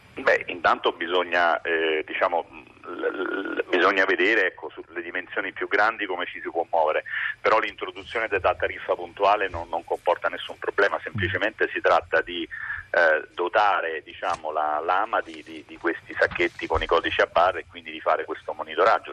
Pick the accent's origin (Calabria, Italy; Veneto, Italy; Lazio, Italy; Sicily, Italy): Lazio, Italy; Rome; io sono romano